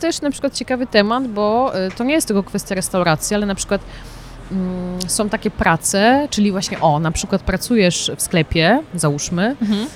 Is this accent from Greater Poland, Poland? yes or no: yes; Poznań, Greater Poland, Poland; moved away as an adult; now in Milan, Italy; Ja jestem poznanianka